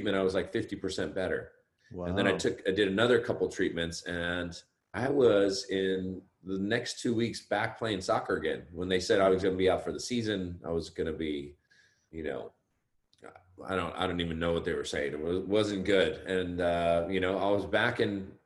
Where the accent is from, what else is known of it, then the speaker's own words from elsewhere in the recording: Los Gatos, California, United States; also born or lived in Berkeley, California; now in Santa Cruz, United States; I grew up in Northern California. I grew up in Los Gatos